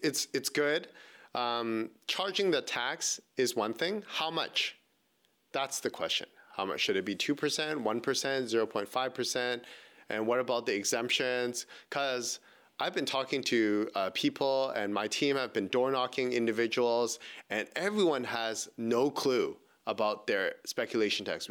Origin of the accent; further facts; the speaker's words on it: Vancouver, British Columbia, Canada; born and raised in Vancouver